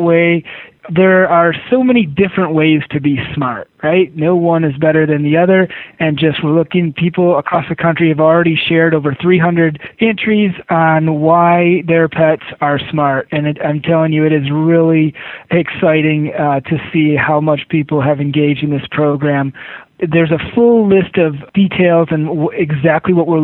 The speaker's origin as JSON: {"language": "English", "region": "Michigan", "country": "United States", "tie": "born or raised there", "also_born_or_lived": "New England", "moved": "as an adult", "said": "when I was growing up in Michigan"}